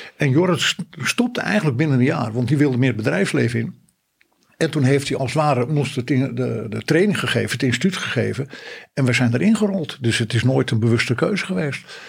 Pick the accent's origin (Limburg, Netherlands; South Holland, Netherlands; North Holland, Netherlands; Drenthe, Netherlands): North Holland, Netherlands; also born or lived in Friesland (parents); Mijn ouders zijn Fries en dat heeft een enorme belangrijke pad in mijn leven wel gemaakt. niet altijd in positieve zin. Ik ben wel in Noord-Holland geboren